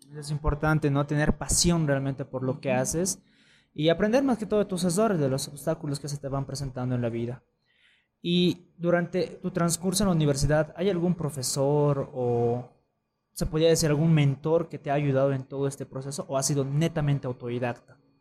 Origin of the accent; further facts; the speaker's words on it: Bolivia; nosotros como bolivianos